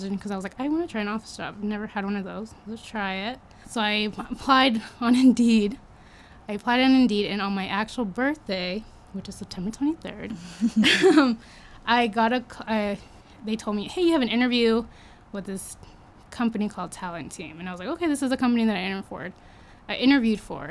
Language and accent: English; Riverside, California, United States; moved away as an adult; now in Utah, United States; I was born and raised in Riverside, California.